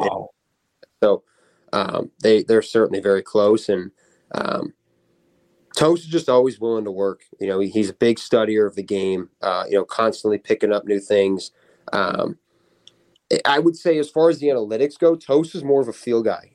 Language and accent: English; Palos Park, Illinois, United States; I grew up in Palos.